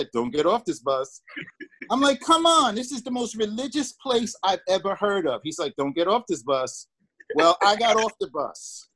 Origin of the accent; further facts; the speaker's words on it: New York City, New York, United States; I'm from Brooklyn, New York. I grew up in Tompkins Projects.